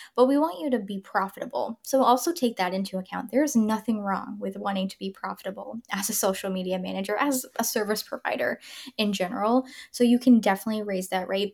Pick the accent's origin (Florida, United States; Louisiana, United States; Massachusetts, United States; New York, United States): Florida, United States; Tampa; moved away; I'm from Tampa